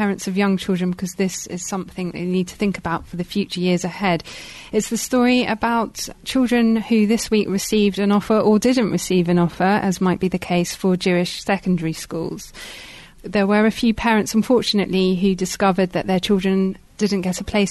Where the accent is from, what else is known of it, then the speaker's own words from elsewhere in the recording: London, United Kingdom; When I was growing up in North London